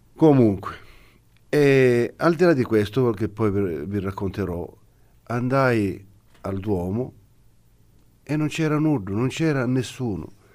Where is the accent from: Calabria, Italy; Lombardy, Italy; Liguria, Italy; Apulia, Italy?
Calabria, Italy; Reggio Calabria; per la nostra gente, per la nostra città